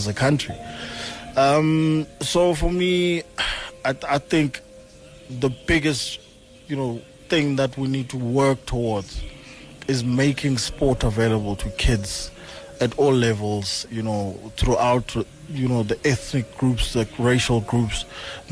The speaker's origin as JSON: {"language": "English", "region": "Eastern Cape", "country": "South Africa", "said": "I'm from the Eastern Cape, where there are no facilities, there's no resources"}